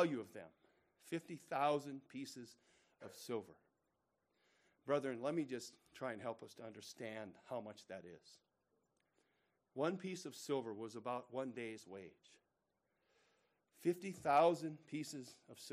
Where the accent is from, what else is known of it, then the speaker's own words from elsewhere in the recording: United States; I'm an American. I'm thankful to the Lord that I'm an American